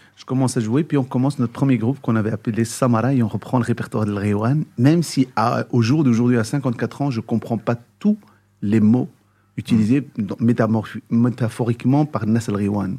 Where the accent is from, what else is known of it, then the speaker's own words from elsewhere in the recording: Brussels, Brussels-Capital Region, Belgium; né à Bruxelles, grandi à Bruxelles